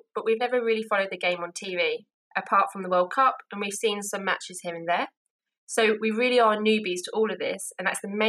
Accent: London, United Kingdom; I'm from North London.

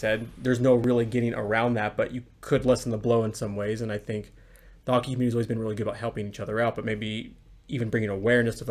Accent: La Quinta, California, United States; Jesse and I had a park that was right by us when we were growing up in La Quinta, California, by Palm Springs

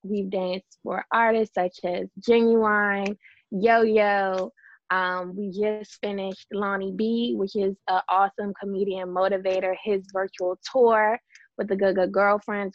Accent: Fort Washington, Maryland, United States; born and raised in Fort Washington, Maryland.

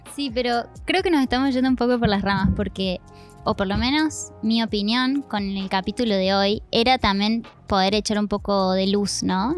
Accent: Argentina; moved away; soy argentina

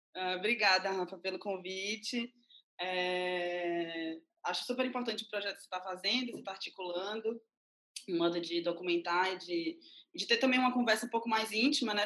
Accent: Mundo Novo, Bahia, Brazil; eu sou baiana, eu nasci numa cidade chamada Mundo Novo, e que fica a 315, 30 quilômetros de Salvador

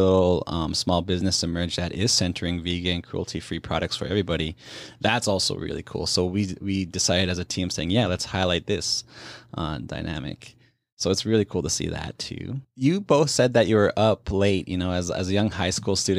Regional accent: Canada; I'm from the Indigenous community, obviously Plains Cree Nakota from Treaty 6 territory

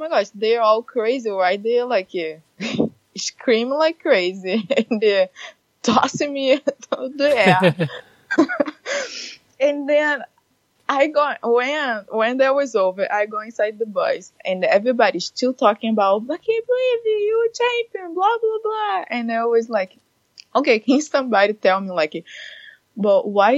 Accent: Rio de Janeiro, Brazil; moved away as an adult; now in Redmond, United States; I'm from Brazil, Rio de Janeiro.

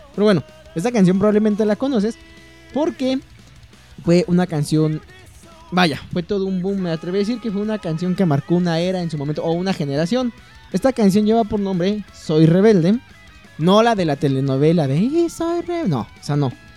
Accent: Mexico

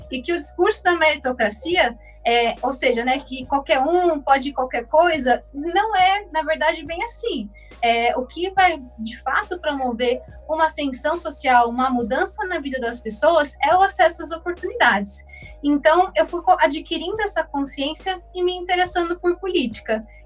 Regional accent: São Paulo, Brazil; do extremo de São Paulo, só que do outro lado da cidade, da Zona Norte. Eu sou aqui da Vila Mazei

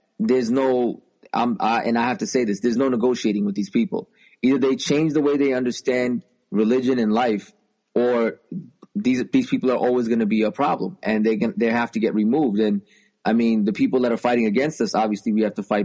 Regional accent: United States; also born or lived in New York; I'm an American. I'm proud to be an American

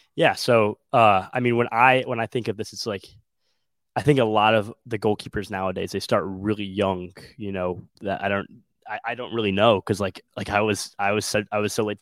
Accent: Wilmette, Illinois, United States; i'm from the Chicagoland area. I'm from the small town called Wilmette

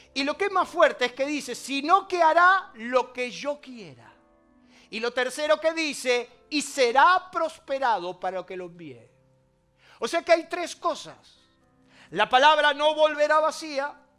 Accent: Argentina; ¿Cómo andamos los argentinos?

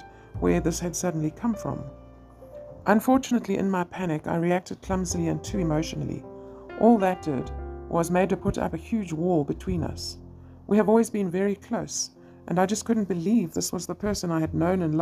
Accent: South Africa; I'm a mother from South Africa

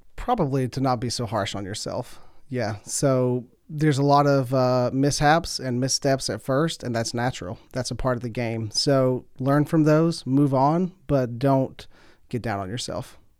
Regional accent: Pike County, Kentucky, United States; I'm from Pike County. It's about three hours east of here. You can tell by the accent

